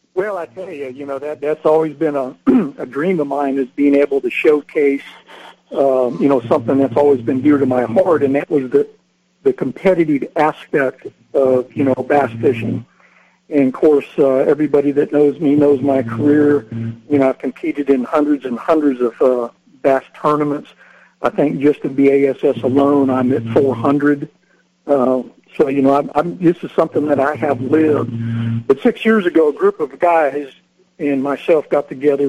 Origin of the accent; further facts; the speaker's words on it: Northern California, United States; I grew up in Northern California hunting and fishing